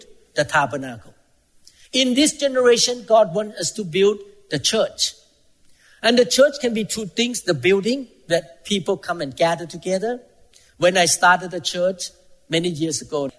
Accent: Thailand; moved away; I came from Thailand. Most Thai people are Buddhists.

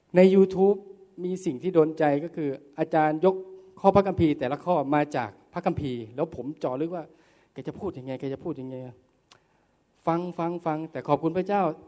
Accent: Korat, Nakhon Ratchasima, Thailand; ผมจะกลับมาที่โคราชทีหนึ่งครับ บ้านผมอยู่ที่โคราช

